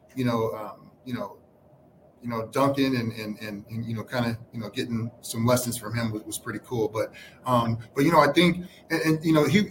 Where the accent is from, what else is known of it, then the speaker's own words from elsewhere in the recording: San Francisco, California, United States; I'm from San Francisco, and so my uncle coached in the Pro-Am in San Francisco